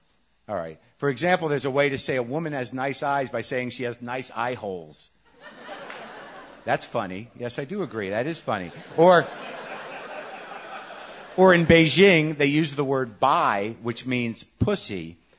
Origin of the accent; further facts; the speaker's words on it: Canada; also born or lived in China; Disclosure, I am a Canadian white guy. I speak Chinese. Lived in China. I'm married to a Taiwanese woman.